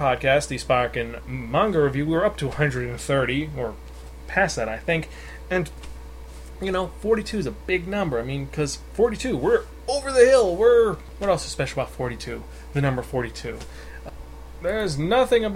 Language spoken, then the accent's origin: English; United States